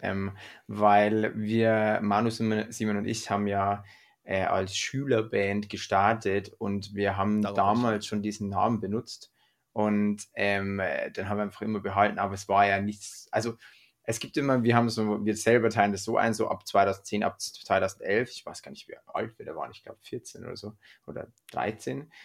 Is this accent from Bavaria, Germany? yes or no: yes; Freyung, Bavaria, Germany; bei uns in Freiung, in dem Ort, wo wir aufgewachsen sind